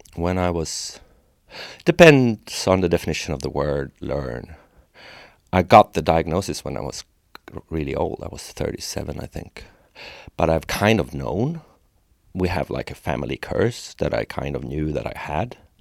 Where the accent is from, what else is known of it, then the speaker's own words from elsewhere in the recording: Sweden; a lot of Swedes are really talented. We're good at things as a culture